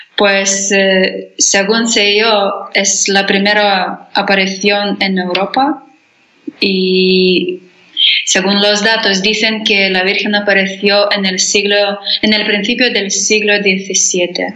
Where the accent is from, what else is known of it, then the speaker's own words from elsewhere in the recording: Lithuania; Spanish is a second language; also born or lived in Spain; soy de Lituania